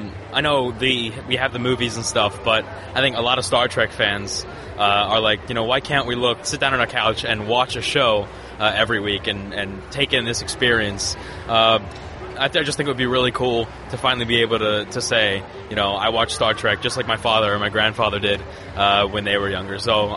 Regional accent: Philadelphia, Pennsylvania, United States; I'm from Philadelphia, Pennsylvania.

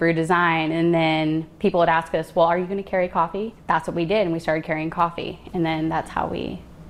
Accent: Alaska, United States; also born or lived in Florida / Livingston Parish, Louisiana; now in Louisiana, United States; We were living in Florida, and I grew up in Alaska, so I missed the mountains, but we were living by the beach

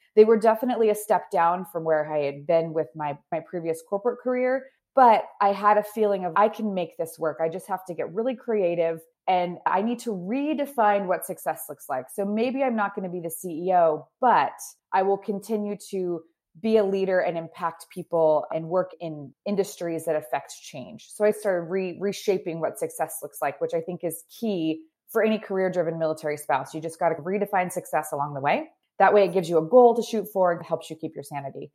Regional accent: Idaho, United States; moved away as an adult; also born or lived in Seattle; I grew up in Idaho, no connection to the military, moved to Seattle to start my sort of professional career.

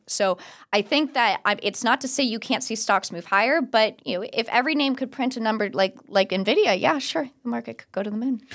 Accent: Orlando, Florida, United States; I'm from Orlando, and there used to be a liquor store near my house

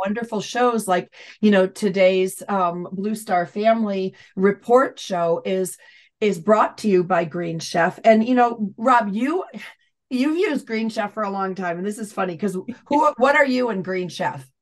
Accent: near Syracuse, New York, United States; Syracuse University, which is not far from my hometown

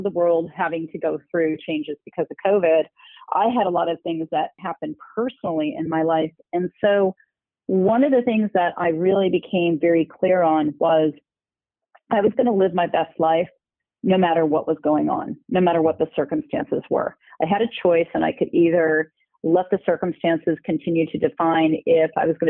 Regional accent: Cerritos, California, United States; also born or lived in Milwaukee, Wisconsin; I was born in Milwaukee, Wisconsin, but I moved out here, not by myself, of course, with my parents, when I was 2 years old. And I grew up, we moved to one city, and then we ended up in a city called Cerritos, California

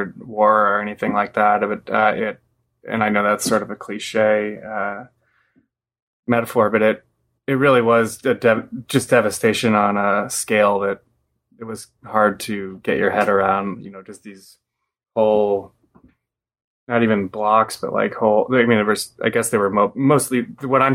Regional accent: Portland, Oregon, United States; moved away; also born or lived in East Coast; I grew up in Portland, but I've lived on the East Coast

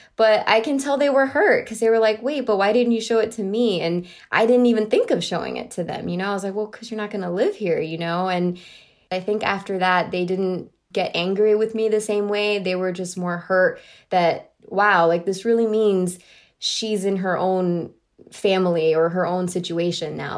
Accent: Miami, Florida, United States; I grew up in Miami, Florida

